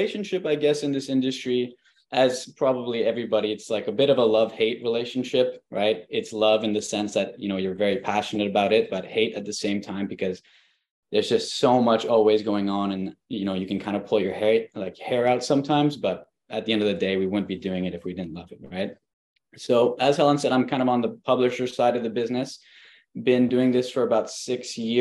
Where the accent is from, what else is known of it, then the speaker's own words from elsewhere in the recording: Montreal, Quebec, Canada; also born or lived in Valencia, Spain; I am from Montreal